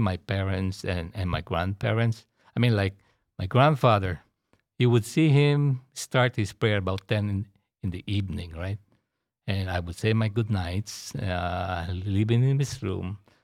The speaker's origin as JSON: {"language": "English", "town": "Manila", "region": "Metro Manila", "country": "Philippines", "tie": "born or raised there", "moved": "yes", "lives_now": "Houston, United States", "said": "I was born and raised in Manila, Philippines."}